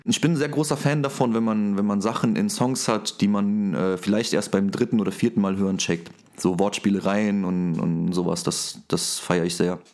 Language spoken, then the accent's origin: German; Saarland, Germany; Ich rappe und ich komme aus dem Saarland